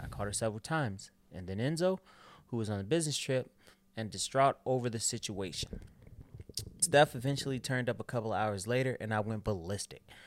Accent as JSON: {"language": "English", "town": "Chicago", "region": "Illinois", "country": "United States", "said": "I'm from Chicago"}